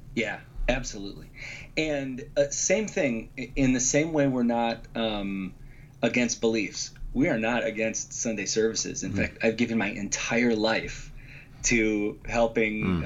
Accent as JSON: {"language": "English", "town": "Chicago", "region": "Illinois", "country": "United States", "tie": "born or raised there", "also_born_or_lived": "Grand Rapids, Michigan", "said": "I grew up in the Chicago area. I've lived here my whole life, except for seven years in Grand Rapids, but that's still Midwest"}